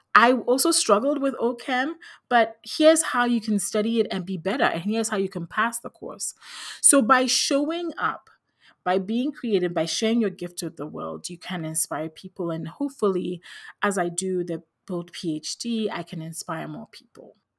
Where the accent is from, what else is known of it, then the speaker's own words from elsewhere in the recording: Ghana; moved away as an adult; also born or lived in Philadelphia, United States; I grew up in Ghana in West Africa